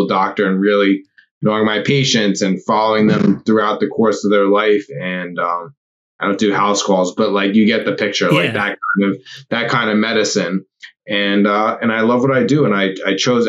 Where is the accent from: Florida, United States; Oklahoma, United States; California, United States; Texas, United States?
California, United States; Los Angeles; now in New York, United States; I am from Los Angeles, California originally